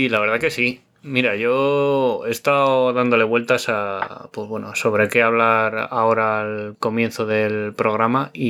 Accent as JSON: {"language": "Spanish", "town": "Orcajada de la Torre", "region": "Castilla-La Mancha", "country": "Spain", "tie": "born or raised there", "lives_now": "Madrid, Spain", "said": "pues hacemos noche en mi pueblo, Orcajada de la Torre, que está en la provincia de Cuenca"}